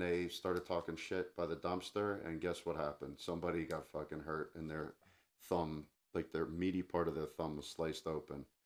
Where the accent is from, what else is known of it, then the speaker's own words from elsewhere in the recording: New Jersey, United States; I grew up in New Jersey